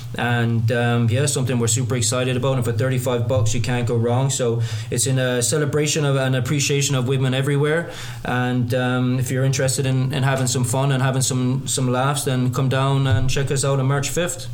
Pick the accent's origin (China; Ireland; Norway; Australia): Ireland; Limerick, Munster; moved away as an adult; now in Canada; I'm actually Irish. Uh, yeah, down uh, from the south of Ireland, uh, originally from Limerick, um, born and bred